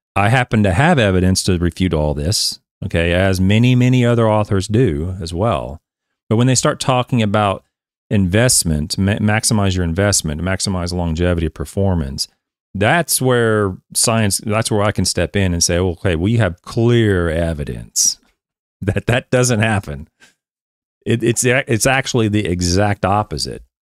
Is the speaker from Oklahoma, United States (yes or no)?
yes; Oklahoma, United States; I'm an American, born and raised Oklahoma bred